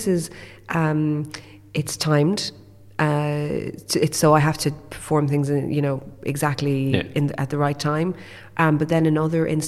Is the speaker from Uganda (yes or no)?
no; Limerick, Munster, Ireland; also born or lived in London; We moved back to Limerick when I was six from London